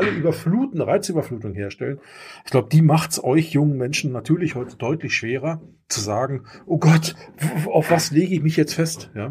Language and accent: German; Germany; Also ich bin in der DDR groß geworden.